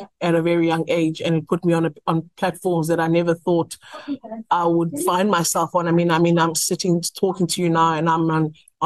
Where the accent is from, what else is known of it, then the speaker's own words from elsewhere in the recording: Stellenbosch, Western Cape, South Africa; I'm obviously from Stellenbosch